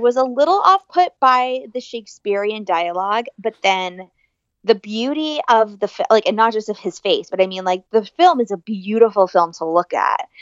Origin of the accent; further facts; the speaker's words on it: Ireland; I'm Irish